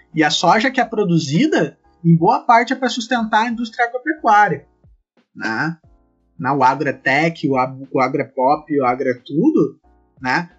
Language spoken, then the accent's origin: Portuguese; Sapucaia do Sul, Rio Grande do Sul, Brazil; also born or lived in Erechim; eu sou natural de Sapucaí do Sul e eu só saí de, de Sapucaí pra ir morar em Erechim fazer minha graduação e acabei voltando posteriormente